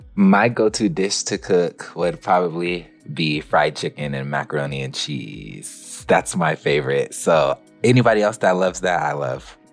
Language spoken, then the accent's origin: English; Santa Maria, California, United States; now in Los Angeles, United States; I'm originally from Santa Maria, California but I now live in Los Angeles